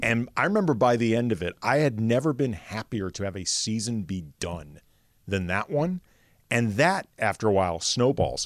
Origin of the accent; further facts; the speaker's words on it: St. Louis, Missouri, United States; moved away; I grew up in St. Louis